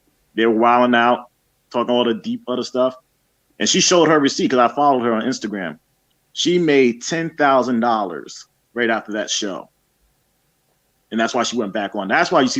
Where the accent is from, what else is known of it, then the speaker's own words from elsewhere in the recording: New York, United States; because I'm originally from New York.